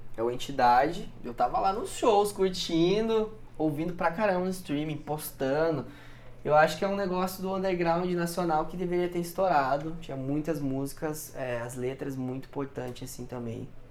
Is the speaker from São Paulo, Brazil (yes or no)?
no; Curitiba, Paraná, Brazil; Sou de Curitiba.